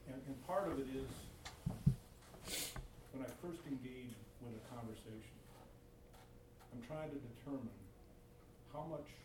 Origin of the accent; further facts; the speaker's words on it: Midwest, United States; also born or lived in Chicago / Detroit; now in San Jose, United States; I live in San Jose now, but I'm from Chicago and Detroit, so I've been around black people my life.